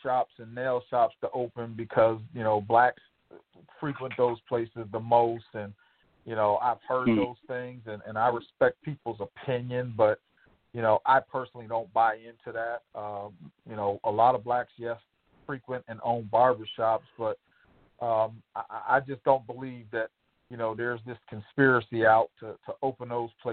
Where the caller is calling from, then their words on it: Tampa, Florida, United States; I'm calling from Tampa, Florida